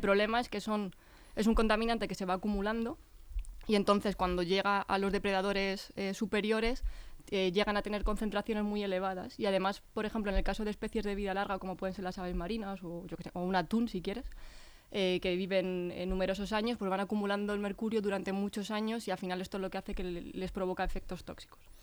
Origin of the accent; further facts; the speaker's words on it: Leganés, Community of Madrid, Spain; moved away as an adult; nací aquí, entonces he estado aquí en Leganés hasta los 25 años